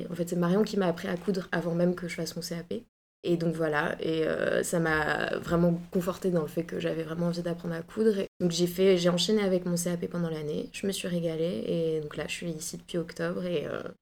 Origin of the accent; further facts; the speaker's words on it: Bordeaux, Nouvelle-Aquitaine, France; moved away; Je viens de Bordeaux.